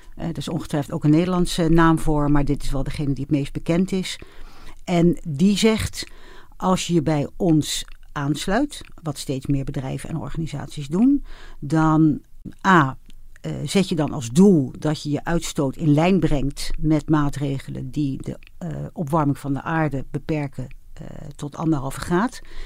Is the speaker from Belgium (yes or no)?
no; Netherlands; ik ben wel een echte Hollander